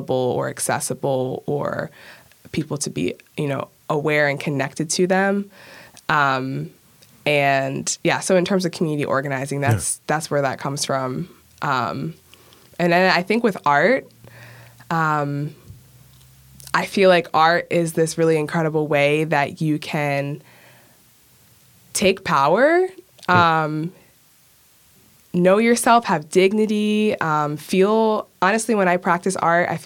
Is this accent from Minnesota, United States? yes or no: no; Towson, Maryland, United States; I grew up in Towson